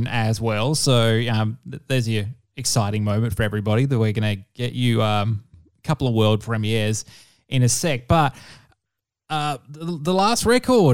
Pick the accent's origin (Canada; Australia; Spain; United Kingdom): Australia; Perth, Western Australia; I'm from Perth